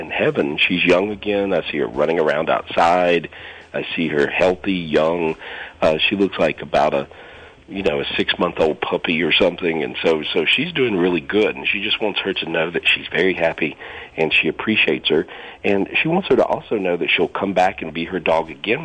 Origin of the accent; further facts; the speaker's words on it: North Carolina, United States; moved away; I'm originally from North Carolina, and I have a house there now